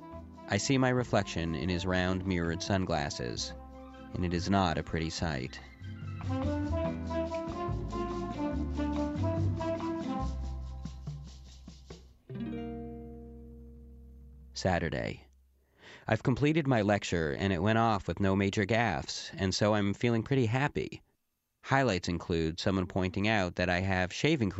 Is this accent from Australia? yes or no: no; Canada; they know that I'm Canadian